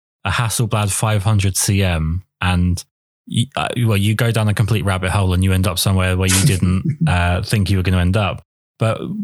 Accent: England, United Kingdom; that's part of being English

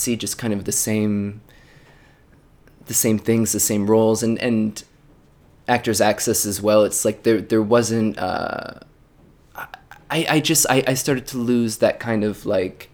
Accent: just north of Philadelphia, Pennsylvania, United States; moved away as an adult; now in New York City, United States; I'm originally from Pennsylvania, just north of Philadelphia

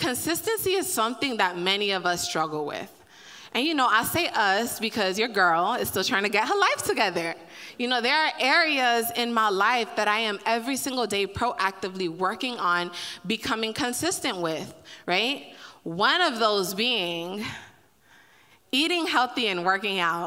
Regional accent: Miami, Florida, United States; I'm from Miami

